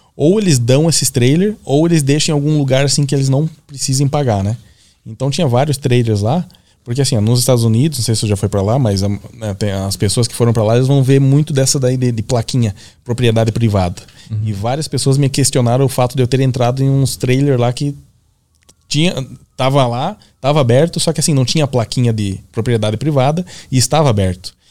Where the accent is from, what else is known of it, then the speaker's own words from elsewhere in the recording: Gaúcho, Rio Grande do Sul, Brazil; pra nós, gaúcho